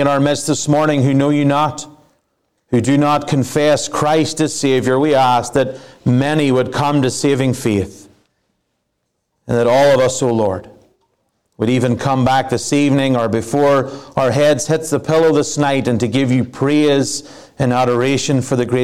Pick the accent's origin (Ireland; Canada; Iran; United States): Ireland; moved away; I am an Irishman